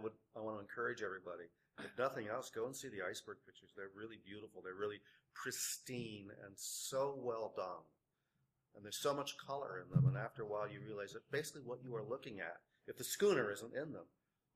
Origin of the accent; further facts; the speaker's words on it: Ohio, United States; When I grew up in Ohio, and the snow would be really deep and it'd be really cold, and I grew up in Ohio